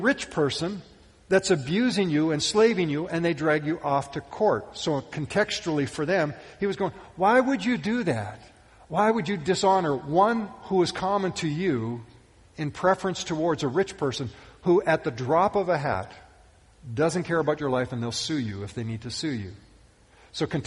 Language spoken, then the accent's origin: English; Western Canada, Canada; I can remember growing up, I grew up in Western Canada